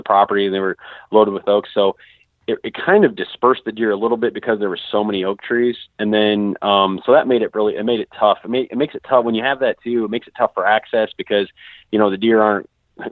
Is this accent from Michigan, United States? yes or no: yes; Southwest Michigan, United States; now in Western Illinois, United States; I grew up in Southwest Michigan, and there just isn't much terrain there